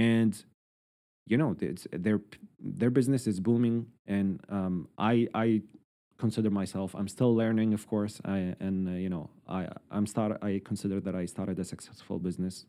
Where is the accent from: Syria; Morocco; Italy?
Syria; moved away as an adult; now in Halifax, Canada; I am from Syria